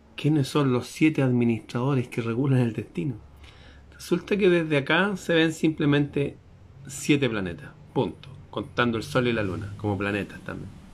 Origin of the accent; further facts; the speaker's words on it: Chile; la bandera de mi país, Chile